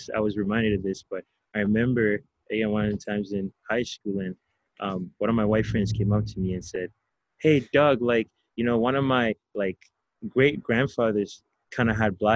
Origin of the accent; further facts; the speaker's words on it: Ghana; accent: African; now in North America; I come from growing up in Ghana, I come from Africa.